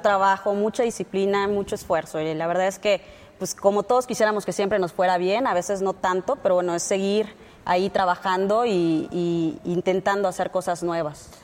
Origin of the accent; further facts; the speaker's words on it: Tabasco, Mexico; yo soy de Tabasco